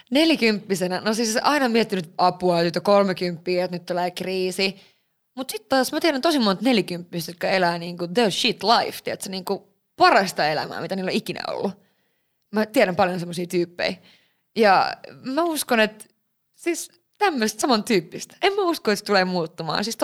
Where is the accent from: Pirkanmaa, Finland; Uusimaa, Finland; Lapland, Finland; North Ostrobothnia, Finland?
Lapland, Finland; Kyllä mä vitsi, kun tää, mä oon Lapista kotoisin, mutta tää lumi.